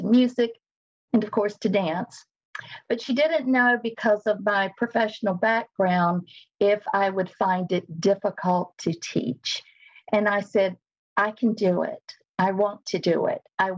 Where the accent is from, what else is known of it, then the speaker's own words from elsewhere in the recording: Wilmington, North Carolina, United States; moved away as an adult; also born or lived in Northeast Ohio / Louisiana; now in Wilmington, United States; I moved back to Wilmington, which is my hometown, in 2010 after being away since 1982